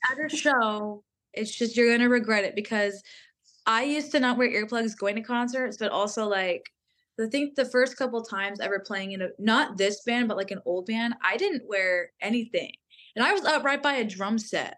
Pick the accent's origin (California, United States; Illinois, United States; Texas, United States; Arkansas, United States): Texas, United States; I'm from Texas